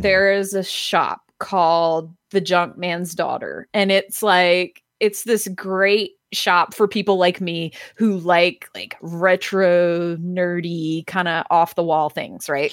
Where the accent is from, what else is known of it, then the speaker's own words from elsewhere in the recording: Athens, Georgia, United States; now in Atlanta, United States; I grew up in Athens